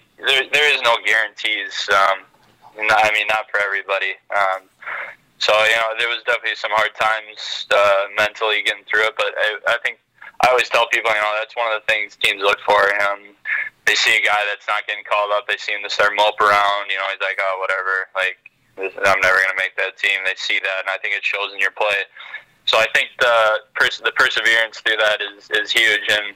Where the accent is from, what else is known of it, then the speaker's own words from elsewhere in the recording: Rogers, Minnesota, United States; I grew up in Rogers, smaller city, only 10,000-12,000, and it was a great experience